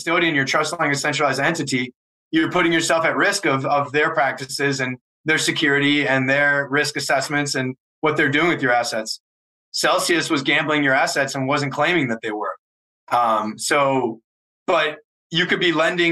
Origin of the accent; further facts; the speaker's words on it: Wisconsin, United States; moved away as an adult; also born or lived in Chicago; I grew up in Wisconsin